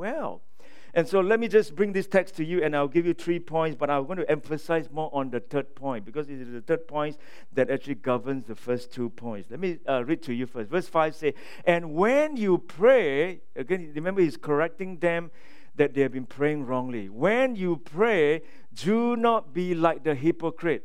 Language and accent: English; Singapore; moved away; I'm from Singapore.